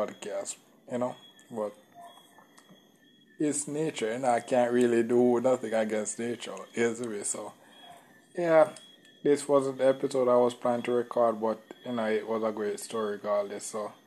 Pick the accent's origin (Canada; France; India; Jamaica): Jamaica; I'm from Jamaica